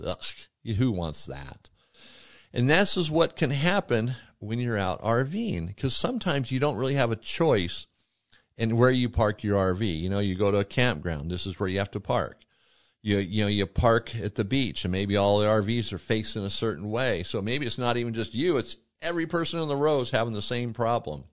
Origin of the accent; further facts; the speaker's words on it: Yuma, Arizona, United States; also born or lived in Welton, Arizona; now in Montana, United States; I'm from Yuma, Arizona, moved from Arizona to Montana